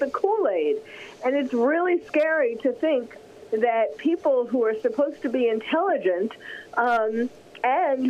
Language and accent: English; New York City, New York, United States; I'm from New York, from New York City